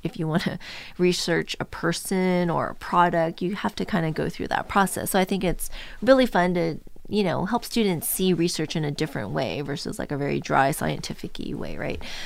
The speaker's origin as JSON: {"language": "English", "area": "Orange County", "region": "California", "country": "United States", "tie": "born or raised there", "said": "I grew up in Orange County, so really close"}